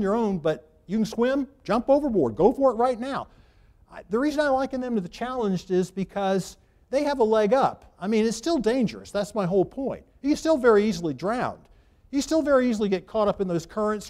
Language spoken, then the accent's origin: English; Charleston, South Carolina, United States; I grew up in Charleston